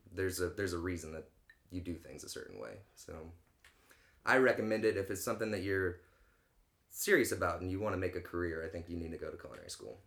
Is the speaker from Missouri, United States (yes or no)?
yes; St. Clair, Missouri, United States; now in St. Louis, United States; grew up in St. Clair, Missouri